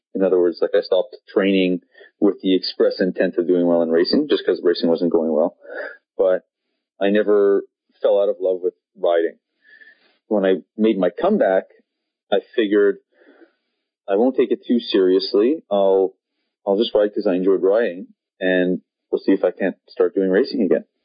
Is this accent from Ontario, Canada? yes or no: no; Montreal, Quebec, Canada; I grew up in Montreal in Canada